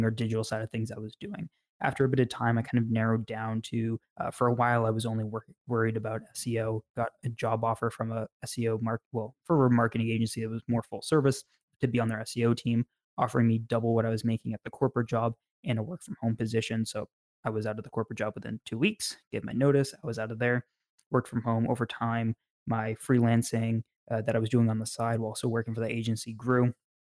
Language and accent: English; New Hampshire, United States; also born or lived in Massachusetts / New York; moved to New Hampshire when I was 5, and I've been here ever since